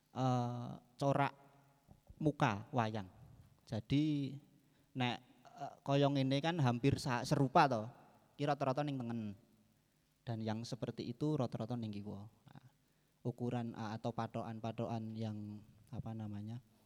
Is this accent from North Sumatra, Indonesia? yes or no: no; Banjarnegara, Central Java, Indonesia; moved away as an adult; also born or lived in Yogyakarta; saya kan asli Banjarnegara. Eh, Banjarnegara, Jawa Tengah. Waktu saya masih di Banjar